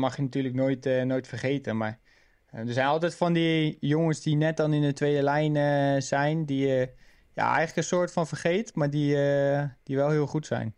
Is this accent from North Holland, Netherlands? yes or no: no; near Wateringen, South Holland, Netherlands; Wateringen is natuurlijk ja, vlakbij waar ik ben geboren